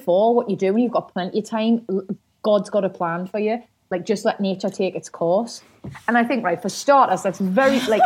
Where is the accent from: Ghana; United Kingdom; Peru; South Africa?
United Kingdom; the north of England; up north where I'm from